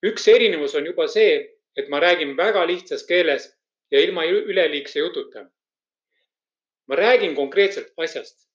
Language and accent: Estonian; Estonia; moved away as an adult; elu esimesed kõige tähtsamad kaheksateist eluaastat möödusid Venemaa poolt okupeeritud Eestis. mina kasvasin üles maal väga tagasihoidlikutes tingimustes.